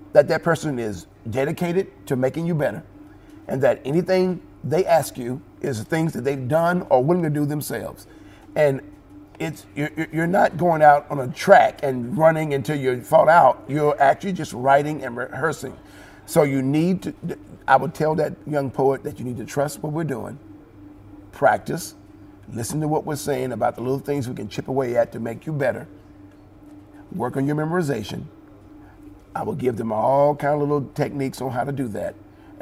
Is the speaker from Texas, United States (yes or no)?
yes; Jacksonville, Texas, United States; I am from Jacksonville, Texas